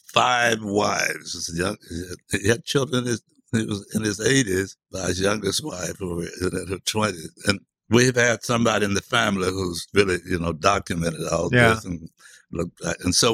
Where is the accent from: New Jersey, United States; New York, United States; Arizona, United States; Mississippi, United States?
Mississippi, United States; Hattiesburg; I was born in Hattiesburg, Mississippi in 1938. So I really grew up in the 40s and 50s